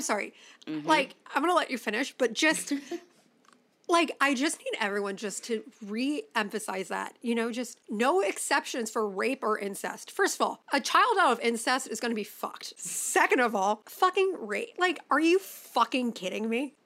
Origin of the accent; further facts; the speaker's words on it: Chicago, Illinois, United States; I grew up in Chicago